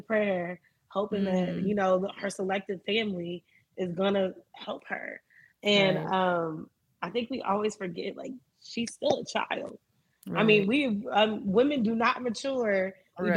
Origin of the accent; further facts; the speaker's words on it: Miami, Florida, United States; I grew up in Miami